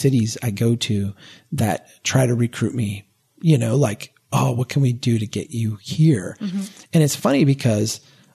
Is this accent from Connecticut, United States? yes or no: no; Minnesota, United States; I'm Minnesotan.